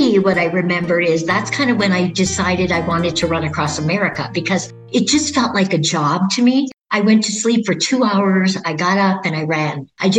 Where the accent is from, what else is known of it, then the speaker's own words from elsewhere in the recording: Upper Peninsula, Michigan, United States; moved away; I'm from the Upper Peninsula.